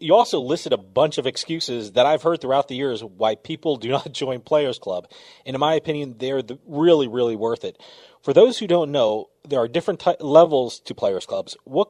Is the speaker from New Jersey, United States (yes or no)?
yes; New Jersey, United States; Like I said, I'm from New Jersey